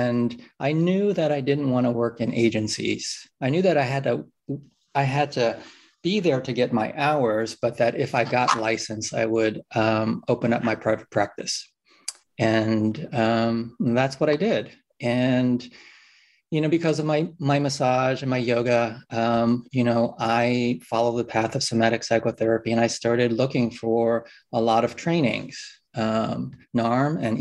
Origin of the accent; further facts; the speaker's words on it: New York City, New York, United States; I grew up in New York City